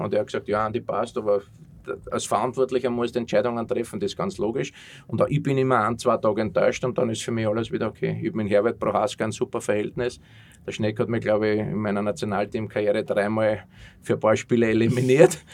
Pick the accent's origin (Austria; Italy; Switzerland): Austria; moved away as an adult; also born or lived in Germany; als Österreicher